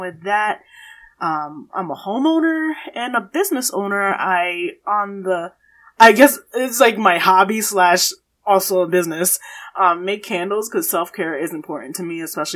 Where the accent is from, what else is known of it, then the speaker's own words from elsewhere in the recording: United States; I grew up in the suburbs